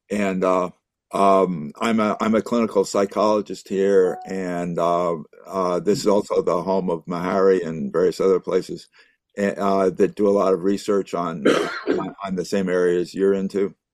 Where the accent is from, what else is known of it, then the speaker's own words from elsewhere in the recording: New York, United States; also born or lived in Boston; now in Nashville, United States; I'm originally from New York and Boston. Since 1978, I've been in Nashville.